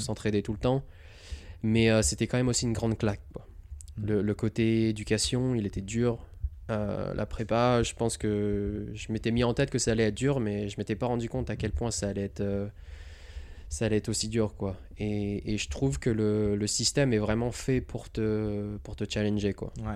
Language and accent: French; Montélimar, Auvergne-Rhône-Alpes, France; moved away as an adult; also born or lived in Rouen, Normandy / Lyon; now in California, United States; on a déménagé dans le sud. Euh, vers Montélimar. Mm. Donc euh, Rhône-Alpes, Drôme. Et après, euh, j'ai grandi à Montélimar